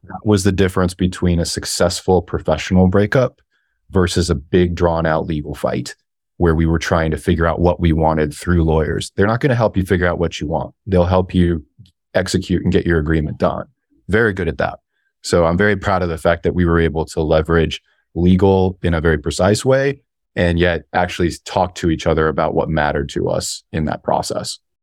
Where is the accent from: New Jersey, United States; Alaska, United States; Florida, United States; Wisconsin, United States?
Alaska, United States; I grew up in Alaska